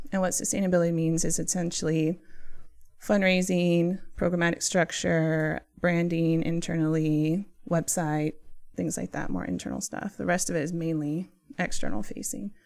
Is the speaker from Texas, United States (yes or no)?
yes; San Antonio, Texas, United States; moved away as an adult; also born or lived in Washington, D.C.; born and raised in San Antonio, Texas